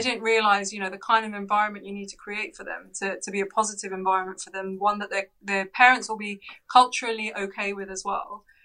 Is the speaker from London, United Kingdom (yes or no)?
yes; London, United Kingdom; we actually grew up in North London in Edgware.